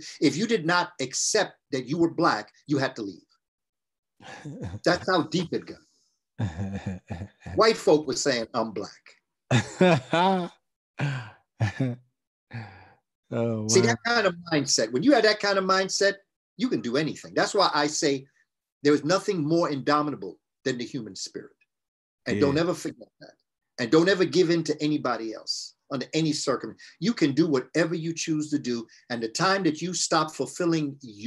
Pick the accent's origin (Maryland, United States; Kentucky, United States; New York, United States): New York, United States; New York City; I grew up in New York when every 12 noon, they would ring a siren for fear of Russian attacks